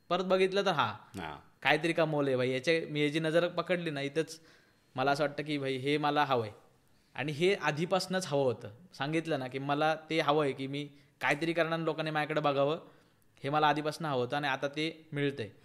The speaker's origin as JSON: {"language": "Marathi", "region": "Maharashtra", "country": "India", "said": "माझं उत्तर असं आहे त्याच्यावरती की मी मराठी आहे मला खूप अभिमान आहे"}